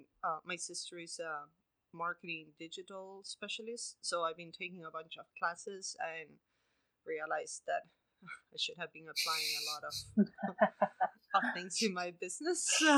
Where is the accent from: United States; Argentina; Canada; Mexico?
Argentina; moved away; I'm from Argentina and it's a different reality to the States